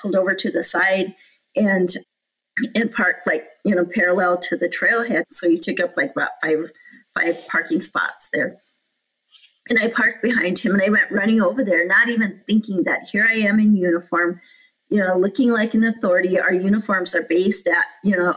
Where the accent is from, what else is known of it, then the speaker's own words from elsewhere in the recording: Rosebud, South Dakota, United States; moved away; I'm the park superintendent here, but I'm from Rosebud